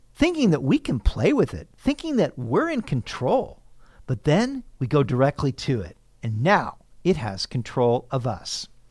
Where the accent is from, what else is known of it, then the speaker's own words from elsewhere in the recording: Sacramento, California, United States; When I was a teenager growing up in Sacramento